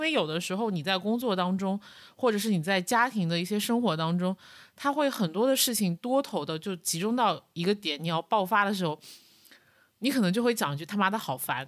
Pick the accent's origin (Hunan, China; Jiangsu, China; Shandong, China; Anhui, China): Anhui, China; 我老家是安徽